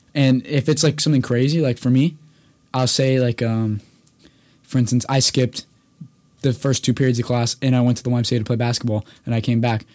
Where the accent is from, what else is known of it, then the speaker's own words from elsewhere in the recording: Toronto, Ontario, Canada; I grew up in Toronto, Ontario